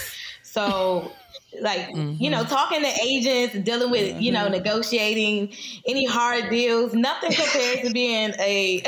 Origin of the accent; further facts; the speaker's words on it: Prince George's County, Maryland, United States; we're both from Prince George's County. You know, we're licensed in Maryland, D.C., and Virginia